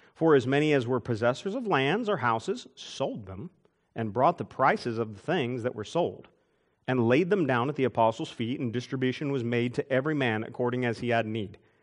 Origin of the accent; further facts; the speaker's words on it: United States; I'm an American, I'm thankful to be an American